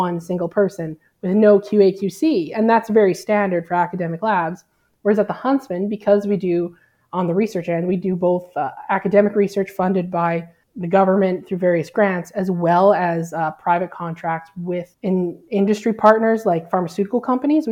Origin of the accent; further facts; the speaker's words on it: Alberta, Canada; moved away as an adult; now in New Brunswick, Canada; I grew up in Alberta and that's where I did my PhD